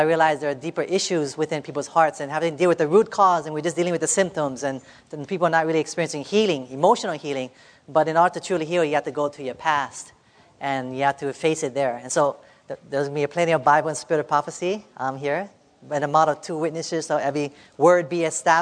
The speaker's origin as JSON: {"language": "English", "region": "Hawaii", "country": "United States", "said": "I'm from Hawaii"}